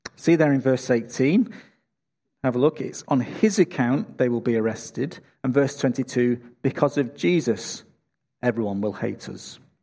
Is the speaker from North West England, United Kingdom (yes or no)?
yes; Manchester, North West England, United Kingdom; now in Australia; Manchester, my hometown